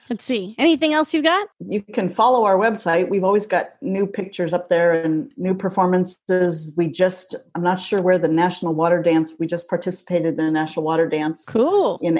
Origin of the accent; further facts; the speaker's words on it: North Dakota, United States; I'm from North Dakota, probably North Dakota.